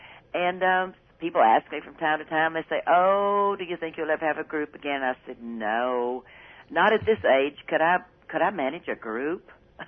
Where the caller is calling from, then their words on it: Nashville, Tennessee, United States; I'm sitting in my little kitchen.